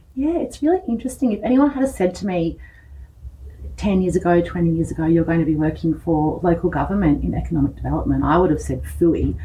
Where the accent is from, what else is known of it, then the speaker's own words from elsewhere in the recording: East Gippsland, Victoria, Australia; moved away as an adult; I grew up here. Uh, I went to the Sarsfield Primary School